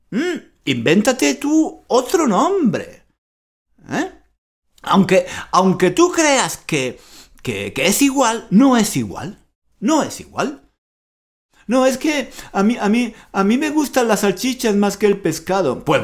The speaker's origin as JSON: {"language": "Spanish", "country": "Spain", "said": "soy, muy español, muy latino, eh, tengo la sangre muy caliente"}